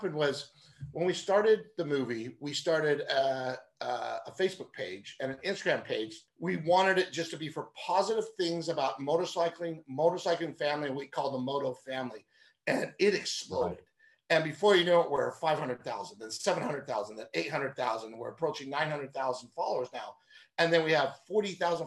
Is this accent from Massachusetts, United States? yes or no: no; Newbury Park, California, United States; I grew up in Newbury Park.